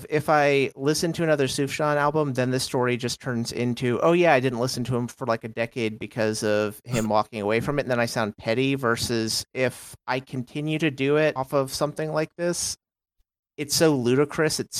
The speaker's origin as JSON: {"language": "English", "region": "Texas", "country": "United States", "said": "I'm from Texas originally, ish, from all over."}